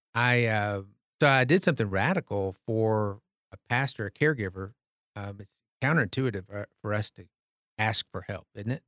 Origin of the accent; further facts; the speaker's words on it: Tyler, Texas, United States; I grew up in Tyler, Texas, a deacon's kid at Green Acres